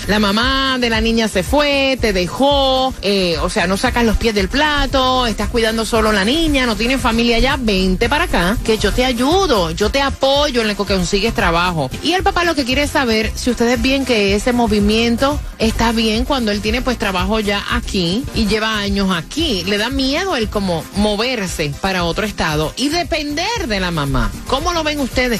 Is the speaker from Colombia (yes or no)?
no; Puerto Rico; moved away as an adult; also born or lived in Orlando; now in Miami, United States; Yo me fui de Puerto Rico con una mano adelante y otra atrás porque no tenía nada